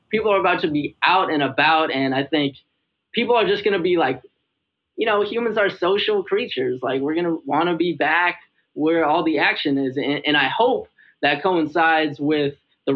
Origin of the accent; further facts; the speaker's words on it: Minnesota, United States; now in Chicago, United States; I'm from Minnesota. So, you know, it's only like a 6.5 hour drive back to see my folks.